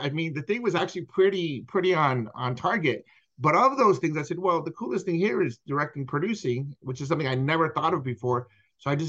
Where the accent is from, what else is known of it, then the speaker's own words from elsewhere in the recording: San Pedro, California, United States; moved away as an adult; also born or lived in New York; now in Texas, United States; I'm originally from San Pedro, California